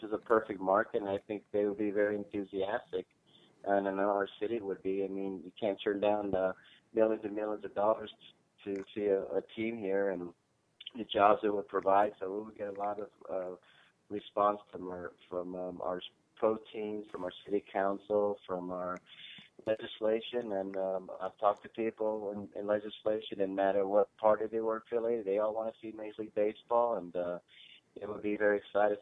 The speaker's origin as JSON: {"language": "English", "town": "Los Angeles", "region": "California", "country": "United States", "moved": "as an adult", "lives_now": "Charlotte, United States", "said": "I'm from Los Angeles originally"}